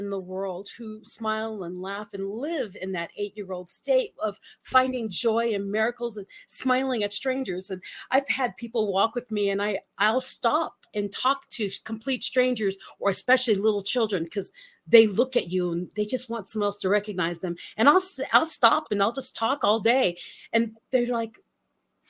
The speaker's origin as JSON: {"language": "English", "country": "Philippines", "tie": "born or raised there", "moved": "yes", "said": "I grew up in the Philippines and a very rural part of the Philippines"}